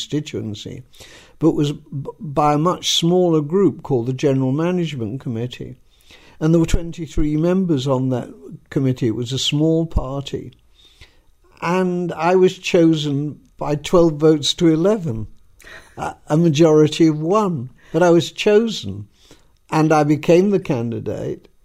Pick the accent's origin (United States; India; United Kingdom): United Kingdom; Leeds, Yorkshire and the Humber; moved away as an adult; also born or lived in London; I came from Leeds, I was living in London